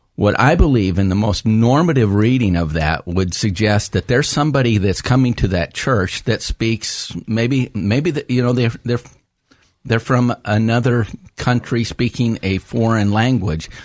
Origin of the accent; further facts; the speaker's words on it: United States; being an American, I speak English